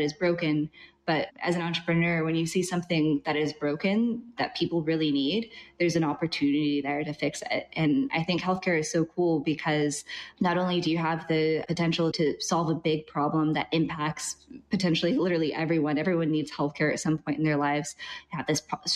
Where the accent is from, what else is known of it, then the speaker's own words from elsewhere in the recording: Albuquerque, New Mexico, United States; moved away as an adult; now in Vietnam; I'm originally from Albuquerque, New Mexico